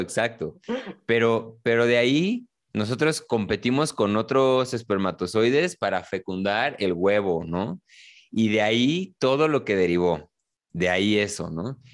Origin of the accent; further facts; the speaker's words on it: Mexico City, Mexico; los dos somos quizá de la Ciudad de México